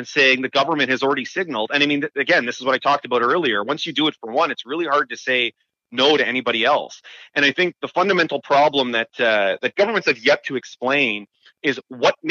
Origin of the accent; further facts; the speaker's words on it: Waterloo Region, Ontario, Canada; I'm from the Waterloo region